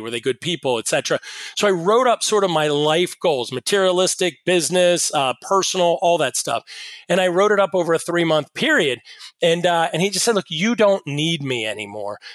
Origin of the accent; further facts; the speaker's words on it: Pittsburgh, Pennsylvania, United States; I'm from Pittsburgh